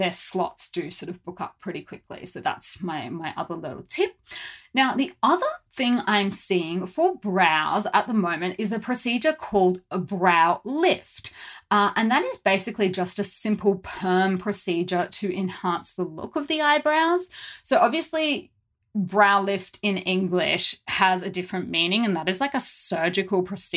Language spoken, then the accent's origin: English; Brisbane, Queensland, Australia; moved away as an adult; now in South Korea; Brisbane, which is my hometown